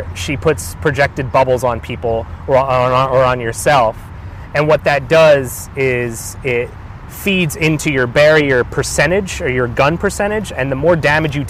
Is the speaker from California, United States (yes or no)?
no; Pennsylvania, United States; I grew up in a small suburb of Pennsylvania. I'm 29 years old.